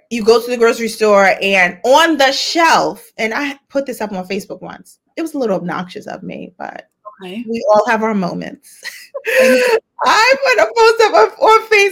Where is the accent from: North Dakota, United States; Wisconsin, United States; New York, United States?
New York, United States; New York City; I'm from Harlem. I grew up in Harlem